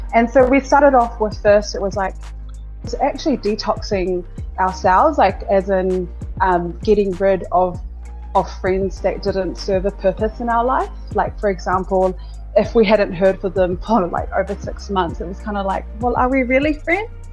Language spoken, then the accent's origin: English; Auckland, New Zealand; moved away as an adult; also born or lived in Sydney, Australia; I was born in South Auckland, born in Middlemore Hospital. I grew up in South Auckland all of my life